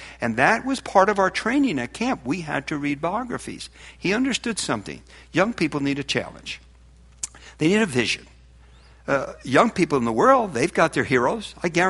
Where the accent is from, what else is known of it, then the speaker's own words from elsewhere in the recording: Newark, New Jersey, United States; I was raised in Newark, New Jersey.